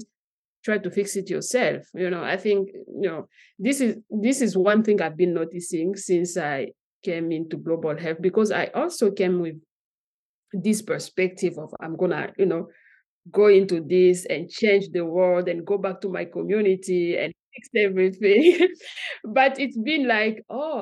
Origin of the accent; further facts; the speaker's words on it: DR Congo; moved away as an adult; also born or lived in Katanga / Likasi / Lubumbashi / Kinshasa; now in United States; I grew up in Katanga between Likasi and Lubumbashi, but I moved to Kinshasa some years after that. So I continued to grow up in Kinshasa, and then I moved here